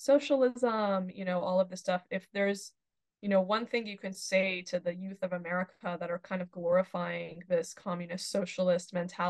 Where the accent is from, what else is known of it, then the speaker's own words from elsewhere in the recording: Iran; moved away; because I'm from Iran and, spent my childhood in Iran.